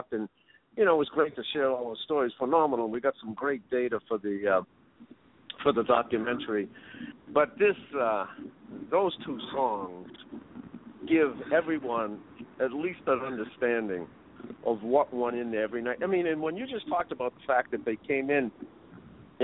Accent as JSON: {"language": "English", "town": "Boston", "region": "Massachusetts", "country": "United States", "tie": "born or raised there", "said": "I grew up in the hood. I grew up in Roxy."}